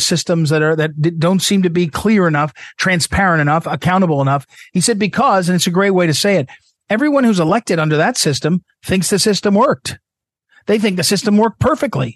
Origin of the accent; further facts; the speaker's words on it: Missouri, United States; And I'm from the Midwest. I'm from Missouri.